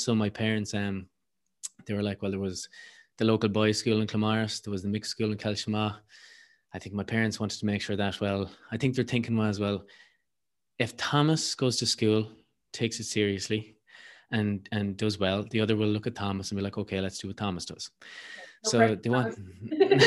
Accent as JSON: {"language": "English", "region": "County Mayo", "country": "Ireland", "said": "I'm from Mayo"}